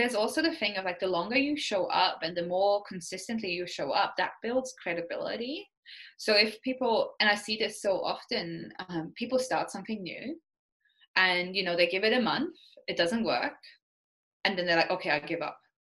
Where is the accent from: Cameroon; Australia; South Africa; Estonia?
Estonia; moved away as an adult; also born or lived in Austria / New Zealand; now in Canada; I'm from Estonia, which is basically like when I was growing up, it was still the Soviet Union in a way